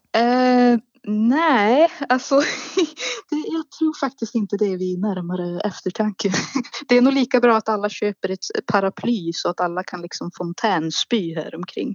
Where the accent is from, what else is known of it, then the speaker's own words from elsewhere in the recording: Malå, Västerbotten County, Sweden; Jag är född i en liten norrländsk håla i Västerbotten som kallas Malå